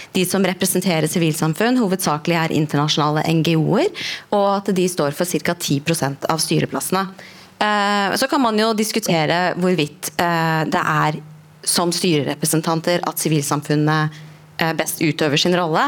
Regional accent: Norway; vi som, som nordmenn

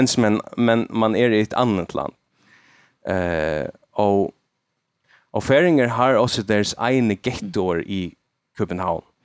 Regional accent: Faroe Islands; first language Faroese; Swedish is a second language; also born or lived in Denmark; jag som färing och inte jag kan inte snacka mitt eget språk mitt uh, morsmål

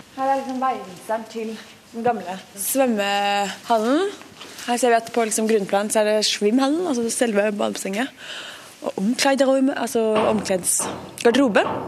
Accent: Oslo, Norway; moved away as an adult; now in Berlin, Germany; Jeg kommer fra Oslo og er veldig glad i Oslo

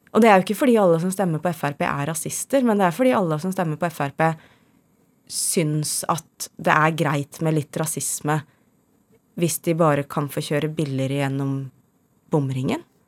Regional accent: Skjetten, Akershus, Norway; jeg er fra Skjetten utafor Lillestrøm

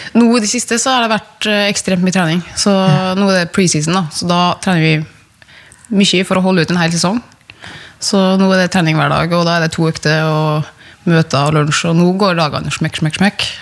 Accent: Sunndalsøra, Møre og Romsdal, Norway; jeg er jo fra Sunndal, der er det jo mye natur

